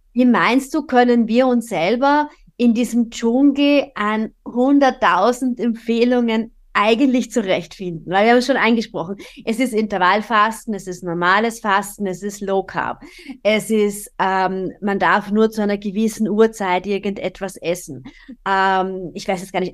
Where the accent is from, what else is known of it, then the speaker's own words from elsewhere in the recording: Austria; bei uns in Österreich